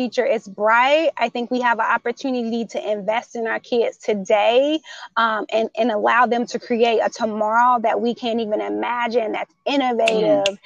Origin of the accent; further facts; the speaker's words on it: Chicago, Illinois, United States; I'm a Chicagoan